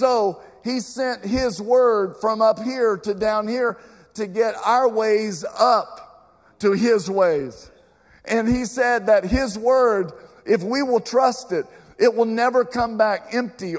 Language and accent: English; Southwest Virginia, United States; I grew up near in Southwest Virginia